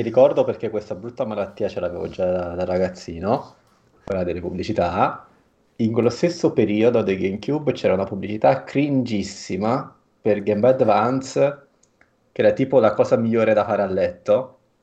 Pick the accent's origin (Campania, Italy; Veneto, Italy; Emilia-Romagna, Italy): Campania, Italy; Bago; Bago, il mio paese